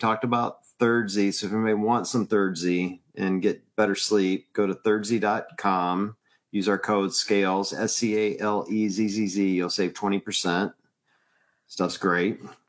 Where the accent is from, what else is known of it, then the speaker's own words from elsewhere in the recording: Tupelo, Mississippi, United States; now in Cleveland, United States; I'm from currently in Cleveland, Ohio, but I'm originally from Tupelo, Mississippi. I'm a hillbilly at heart.